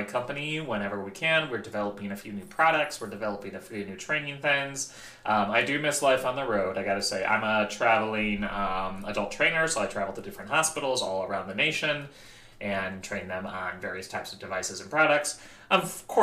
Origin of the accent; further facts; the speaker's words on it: Midwest, United States; I grew up in the Midwest